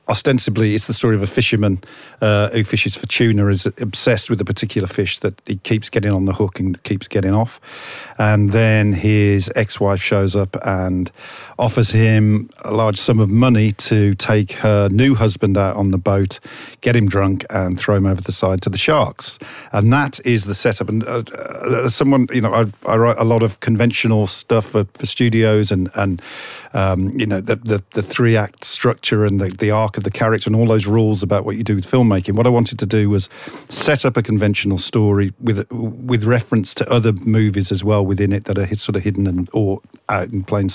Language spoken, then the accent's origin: English; Birmingham, West Midlands, United Kingdom